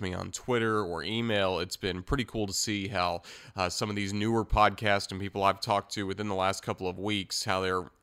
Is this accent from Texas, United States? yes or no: no; Tennessee, United States; I'm from Tennessee